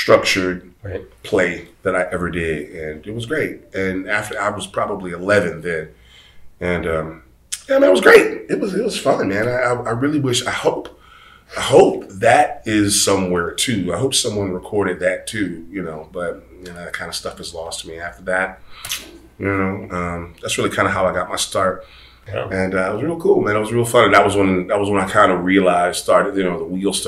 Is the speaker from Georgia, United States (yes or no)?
yes; Atlanta, Georgia, United States; I am originally from Atlanta, Georgia. I'm a Georgia kid. I was born and raised here.